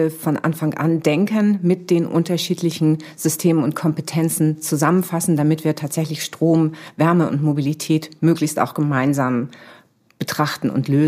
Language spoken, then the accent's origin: German; Schleswig-Holstein, Germany; Also ich komme aus Nordfriesland, ich bin in Nordfriesland aufgewachsen